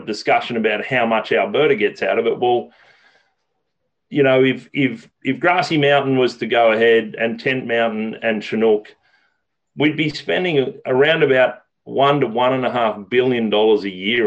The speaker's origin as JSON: {"language": "English", "country": "Australia", "tie": "born or raised there", "moved": "as an adult", "lives_now": "Canada", "said": "I grew up fishing rivers in Australia. I came to Canada 15 years ago"}